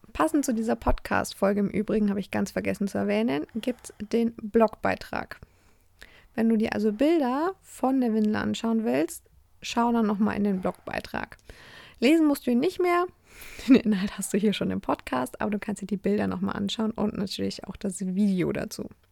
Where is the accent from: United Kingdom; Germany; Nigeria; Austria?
Germany; bei uns in Deutschland